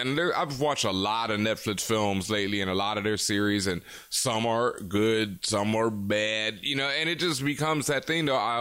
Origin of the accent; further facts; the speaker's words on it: Houston, Texas, United States; I grew up in Houston and I went to school